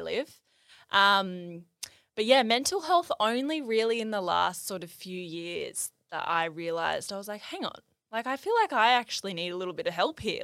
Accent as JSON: {"language": "English", "area": "near Byron Bay", "region": "New South Wales", "country": "Australia", "tie": "born or raised there", "said": "I grew up near Byron Bay"}